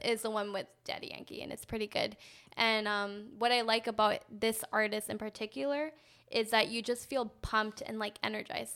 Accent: Canada; growing up in Canada

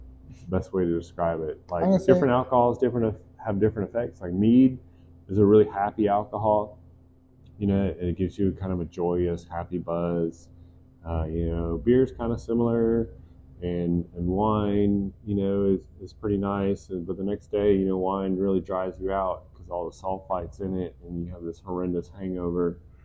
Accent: Santo Domingo, Distrito Nacional, Dominican Republic; born there; Like I was born in the Dominican Republic in Santo Domingo. Mm-hmm. My parents were missionaries there.

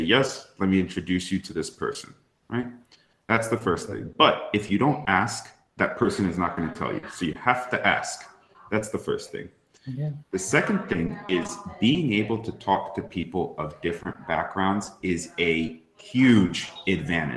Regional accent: East Coast of the United States, United States; I grew up on the East Coast of the United States

